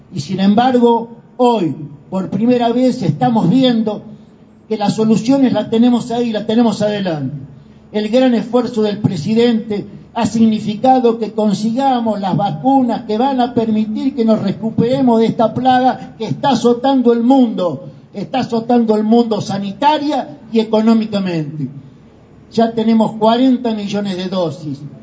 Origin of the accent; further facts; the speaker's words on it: Buenos Aires Province, Argentina; yo soy bonaerense